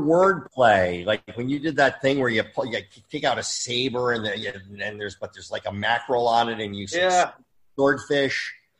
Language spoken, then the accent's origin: English; New Jersey, United States; now in Los Angeles, United States; everybody was either Italian or Jewish. Like, because I grew up in Jersey. So everybody was either, like, Catholic, Italian Catholic or Jewish. And we had a couple Irish sprinkled in for flavor.